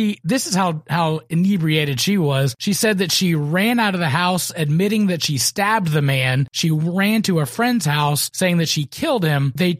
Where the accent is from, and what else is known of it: Kentucky, United States; born or raised there; moved away; also born or lived in Concord, North Carolina